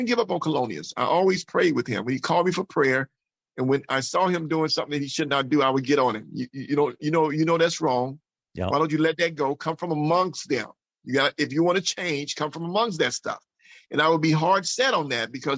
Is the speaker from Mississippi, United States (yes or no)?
yes; Mississippi, United States; growing up in Mississippi with a loving family.